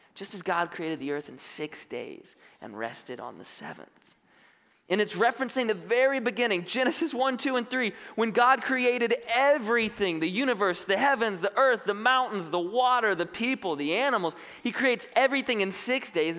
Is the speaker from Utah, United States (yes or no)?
no; North Carolina, United States; now in Benicia, United States; I grew up on the East Coast, North Carolina